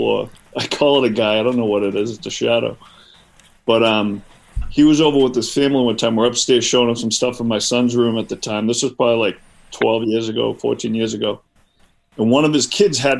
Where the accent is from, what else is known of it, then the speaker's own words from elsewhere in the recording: Boston, Massachusetts, United States; I'm from the Boston area originally